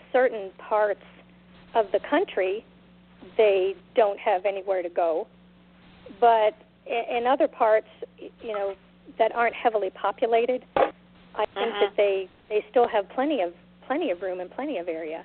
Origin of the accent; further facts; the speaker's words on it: Florida, United States; I'm from Florida